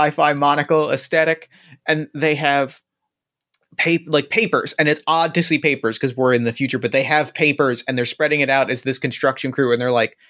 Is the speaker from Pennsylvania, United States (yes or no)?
no; New Jersey, United States; I grew up in New Jersey, which is literally the diner capital of the world